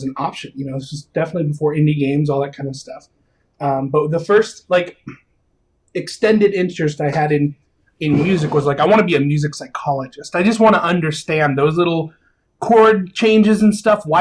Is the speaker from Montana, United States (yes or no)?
no; Phoenix, Arizona, United States; now in Seattle, United States; I'm from Phoenix